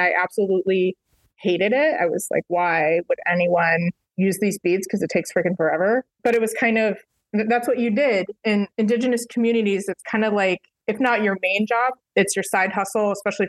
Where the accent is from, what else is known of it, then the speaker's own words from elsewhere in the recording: Reno, Nevada, United States; also born or lived in Chicago area; now in Chicago, United States; I grew up in the Reno, Nevada area.